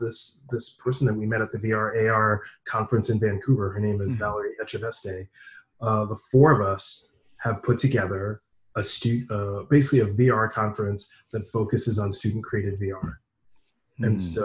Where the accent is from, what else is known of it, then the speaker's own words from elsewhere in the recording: Fiji; I am from Fiji. Yeah, I am from Fiji.